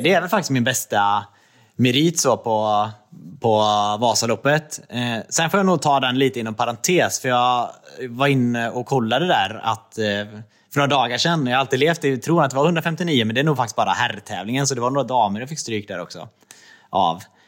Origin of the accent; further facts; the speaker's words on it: Trollhättan, Västra Götaland, Sweden; moved away as an adult; also born or lived in Östersund / Jämtland; now in Gothenburg, Sweden; jag är uppvuxen i Trollhättan